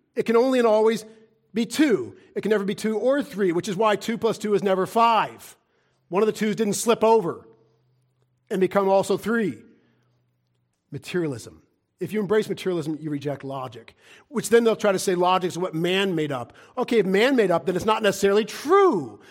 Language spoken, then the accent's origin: English; United States; as an American